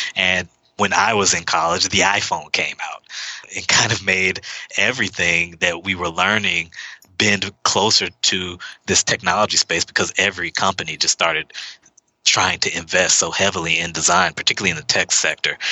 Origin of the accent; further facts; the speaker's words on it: Houston, Texas, United States; moved away as an adult; now in Seattle, United States; I'm from Houston. I wasn't born there. I was an Army brat. We moved around a bit before we landed in Houston, Texas, which is my mother's hometown. I've lived there till I was, well, since I was around eight or so.